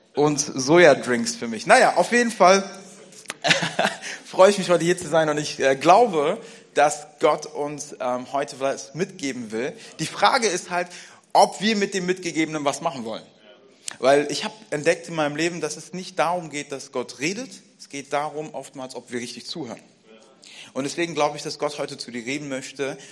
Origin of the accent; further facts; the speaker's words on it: Frankfurt, Hesse, Germany; Ich bin in Frankfurt aufgewachsen